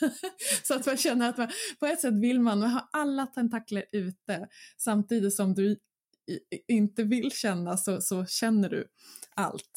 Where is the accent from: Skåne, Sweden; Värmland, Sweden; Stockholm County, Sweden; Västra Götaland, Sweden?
Stockholm County, Sweden; Mörby slottsruin; Mina hemtrakter. Eh, där var jag väldigt mycket som barn och sprang runt